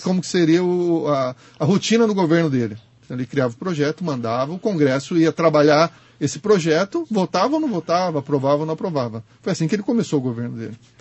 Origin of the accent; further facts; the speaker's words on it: Brazil; como brasileiro